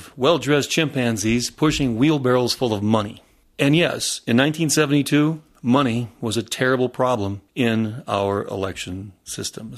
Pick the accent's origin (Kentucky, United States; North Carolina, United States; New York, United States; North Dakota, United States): North Dakota, United States; growing up out in North Dakota